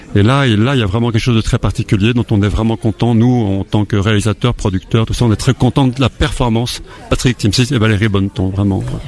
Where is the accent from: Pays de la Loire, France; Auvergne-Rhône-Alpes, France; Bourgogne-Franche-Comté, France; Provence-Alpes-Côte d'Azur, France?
Auvergne-Rhône-Alpes, France; Haute-Savoie; je suis né en Haute-Savoie